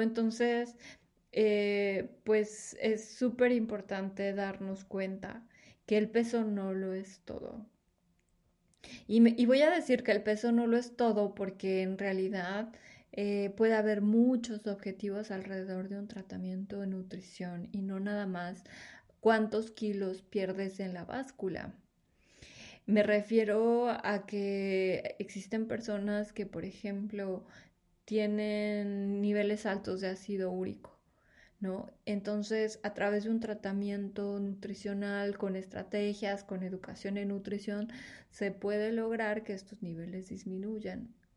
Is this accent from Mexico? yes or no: yes; Mexico; somos una población mexicana